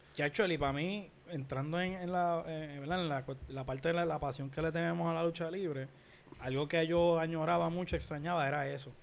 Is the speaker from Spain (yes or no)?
no; Puerto Rico